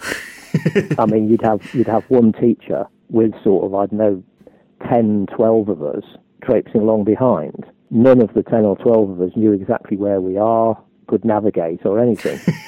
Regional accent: Lancashire coast, North West England, United Kingdom; I was brought up on the Lancashire coast, where the highest hill was a 20-foot sand dune

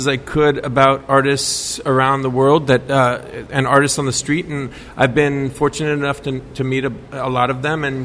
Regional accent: San Francisco, California, United States; moved away as an adult; now in New York, United States; Originally from San Francisco

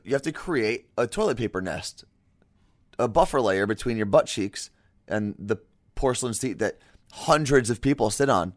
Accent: New York area, United States; moved away; I'm from the New York area

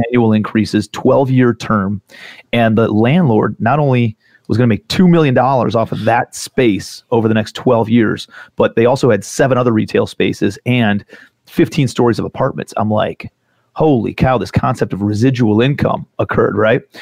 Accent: Cleveland, Ohio, United States; also born or lived in New York City / South Carolina; I'm from Cleveland, Ohio originally. I actually still live in Cleveland

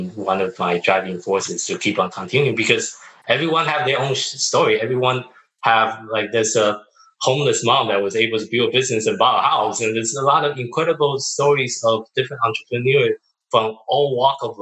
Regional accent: Taiwan; moved away; also born or lived in Tokyo, Japan; I'm from Taiwan.

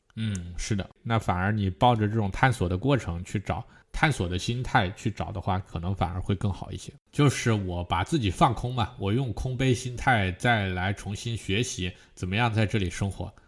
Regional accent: Hunan, China; moved away as an adult; also born or lived in Northeast China; now in Germany; 我们是湖南的

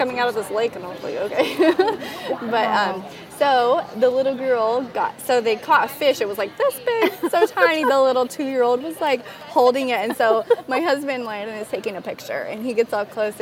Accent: California, United States; We're from California

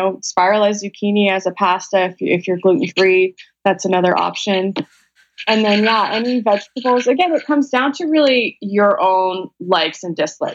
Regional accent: Vancouver, British Columbia, Canada; I'm from Vancouver, Canada

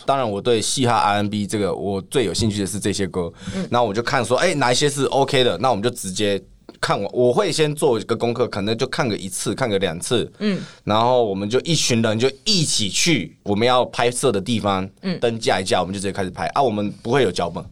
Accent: Taiwan; accent: Taiwanese; 我的台湾腔出现

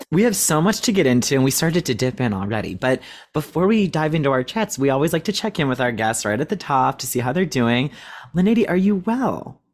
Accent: Cleveland, Ohio, United States; We grew up in Cleveland, Ohio

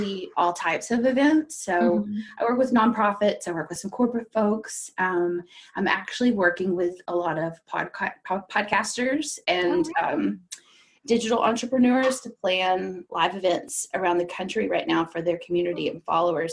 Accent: D.C., District of Columbia, United States; also born or lived in Kentucky; now in Lexington, United States; I grew up just outside of Washington, D.C.

